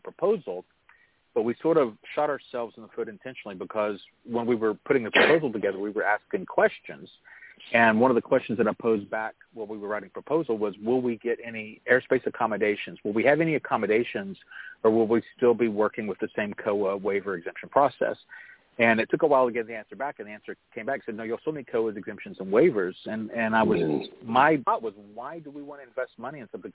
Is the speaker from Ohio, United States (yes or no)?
no; Oklahoma, United States; growing up in Oklahoma, both sides of my family go back multiple generations